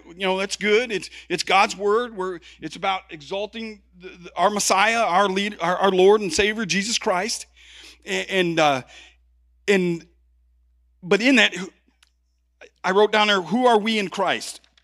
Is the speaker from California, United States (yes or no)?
no; Chicago, Illinois, United States; I'm from Chicago